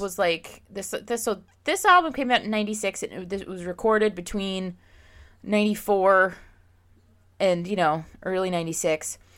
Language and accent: English; Pennsylvania, United States; now in Jacksonville, United States; I live in Florida now and I grew up in Pennsylvania